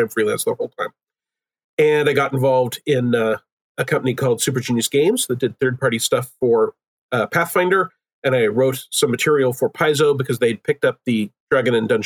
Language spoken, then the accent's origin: English; Oklahoma, United States; also born or lived in Seattle; I'm originally from Oklahoma